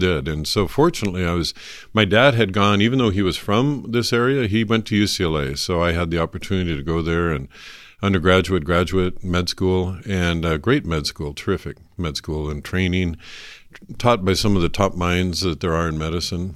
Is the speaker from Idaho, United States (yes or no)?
yes; North Idaho, United States; I was born and raised in North Idaho